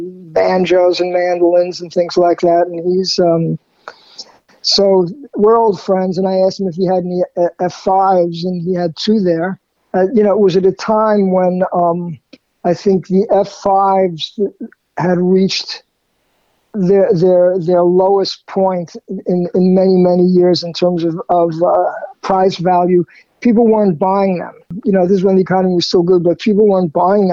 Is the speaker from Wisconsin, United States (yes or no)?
no; New York City, New York, United States; I grew up in Queens, in there called Jackson Heights